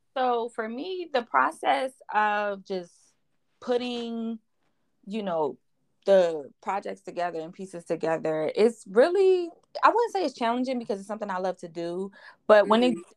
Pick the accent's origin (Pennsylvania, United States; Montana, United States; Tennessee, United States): Pennsylvania, United States; Philadelphia; I'm from West Philadelphia, um, a little area called Down the Bottom